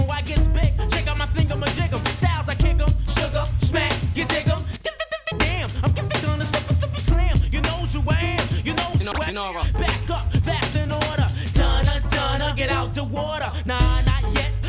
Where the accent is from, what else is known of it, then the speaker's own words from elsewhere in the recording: Oakland, California, United States; We're hailing from East Oakland, California, and um, sometimes it gets a little hectic out there.